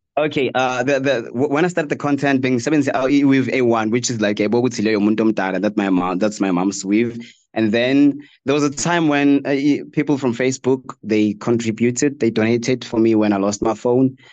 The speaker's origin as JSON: {"language": "English", "region": "Limpopo", "country": "South Africa", "also_born_or_lived": "Dennilton, Mpumalanga", "said": "I'm from Limpopo"}